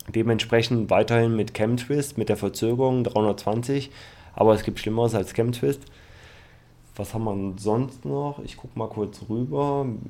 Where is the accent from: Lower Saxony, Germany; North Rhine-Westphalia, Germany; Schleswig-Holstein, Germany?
North Rhine-Westphalia, Germany; Düsseldorf; aus meiner Heimat, also in Düsseldorf